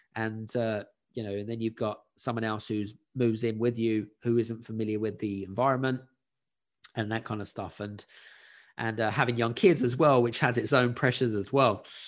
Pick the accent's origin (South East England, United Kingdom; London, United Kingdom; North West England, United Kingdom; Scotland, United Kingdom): London, United Kingdom; moved away as an adult; also born or lived in Scandinavia; I grew up in West London in a council property, which is state-owned